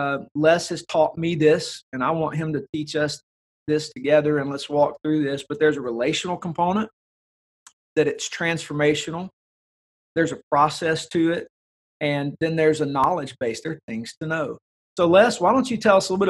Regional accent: the South, United States; growing up in the South, where we would say cultural Christianity rules the day

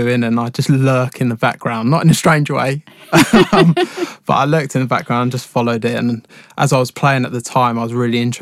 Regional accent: High Wycombe, South East England, United Kingdom; I was born and raised in Wickham, so I used to go down to Wickham Wanderers quite a lot

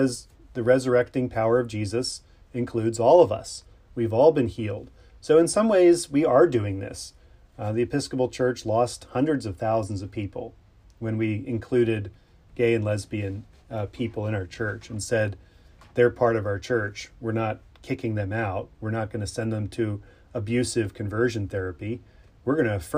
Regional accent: Pennsylvania, United States; I grew up in Pennsylvania, the Keystone State

